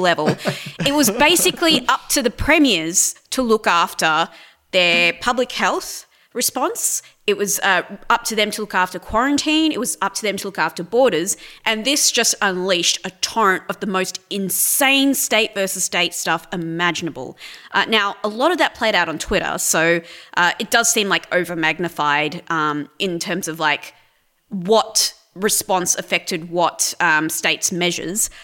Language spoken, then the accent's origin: English; New South Wales, Australia; now in Victoria, Australia; I'm originally from New South Wales, um, and I moved to Victoria about ten years ago